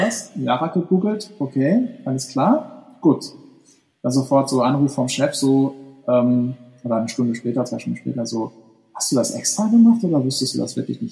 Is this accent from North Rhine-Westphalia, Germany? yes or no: yes; Ruhr area, North Rhine-Westphalia, Germany; now in Hamburg, Germany; ich bin ja westdeutsch sozialisiert, also ganz so Ruhrgebiet